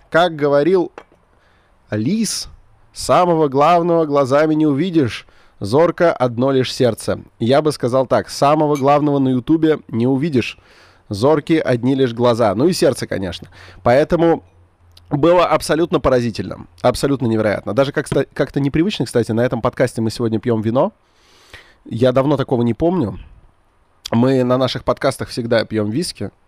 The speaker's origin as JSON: {"language": "Russian", "town": "Khimki", "region": "Moscow Oblast", "country": "Russia", "said": "я вроде как из Подмосковья, из города Химки"}